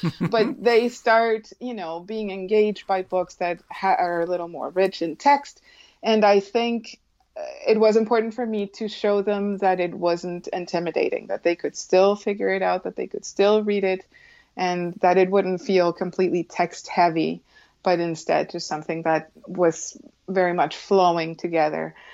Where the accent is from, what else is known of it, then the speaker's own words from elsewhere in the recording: Colombia; when I was a child growing up in Colombia.